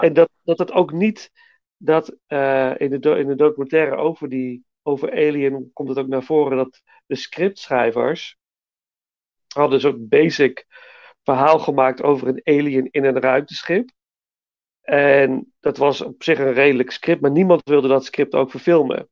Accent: Nijmegen, Gelderland, Netherlands; liep altijd als kind langs alle bioscopen in Nijmegen

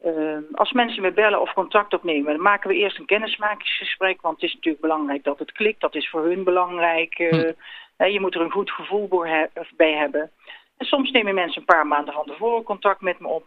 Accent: North Brabant, Netherlands; Ik kom zelf uit Zuid-Brabant.

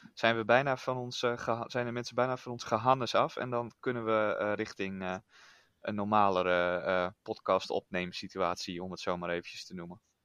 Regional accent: Groningen, Netherlands; ik kom dan niet uit Friesland officieel, maar uit Groningen

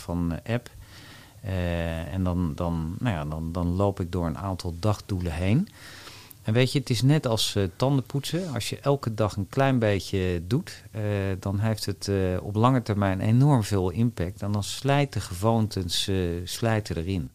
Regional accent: Wassenaar, South Holland, Netherlands; also born or lived in Amsterdam; En daar heb ik mijn jeugd doorgebracht. En ja, in het groene, rustige nou ja, Wassenaar

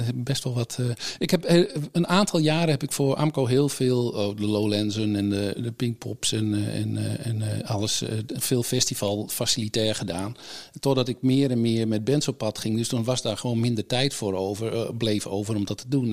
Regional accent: Friesland, Netherlands; moved away as an adult; also born or lived in England; vanuit Friesland, waar ik vandaan kom

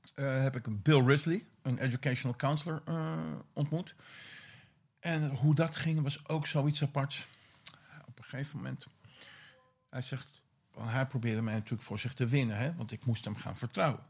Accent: Vinkeveen, Utrecht, Netherlands; Ik ben opgegroeid in Vinkerveen hm. Op de Bamerige Zuwe

